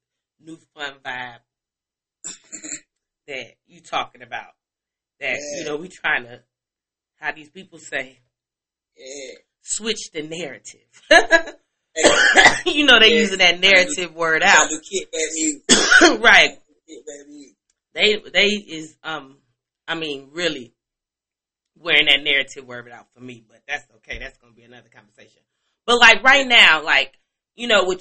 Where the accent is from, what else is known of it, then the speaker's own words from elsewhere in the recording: Chicago, Illinois, United States; now in Atlanta, United States; I'm from Chicago